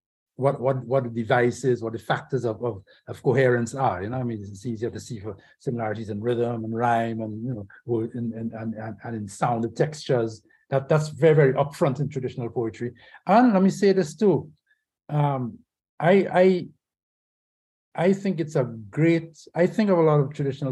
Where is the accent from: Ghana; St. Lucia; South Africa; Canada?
St. Lucia; Castries; also born or lived in Jamaica; 42 Chisel Street is the first house that I grew up in Castries, St. Lucia